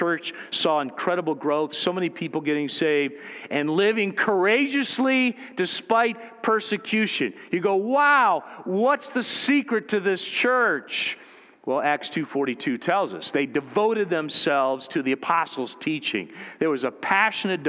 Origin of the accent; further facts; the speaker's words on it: United States; as American Christians in the culture we've grown up